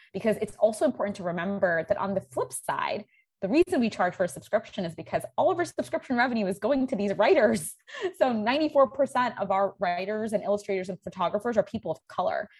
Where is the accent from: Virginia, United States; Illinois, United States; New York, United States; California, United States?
New York, United States; New York City; also born or lived in India; I grew up in New York City